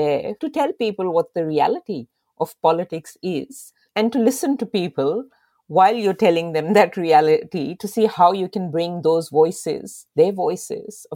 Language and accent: English; Pakistan; moved away as an adult; now in Australia; when I was growing up in Pakistan